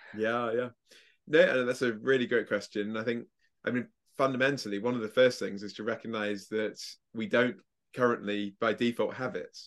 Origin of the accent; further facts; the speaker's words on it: England, United Kingdom; I'm English